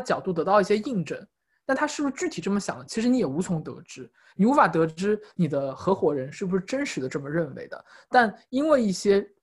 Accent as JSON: {"language": "Chinese", "country": "China", "moved": "as an adult", "said": "因为我是中国人"}